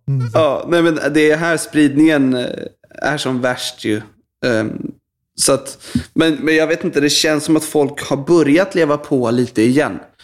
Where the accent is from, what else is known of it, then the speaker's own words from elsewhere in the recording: Stockholm, Stockholm County, Sweden; Jag är uppvuxen i eh, en eh, förort till Stockholm som heter Bromma.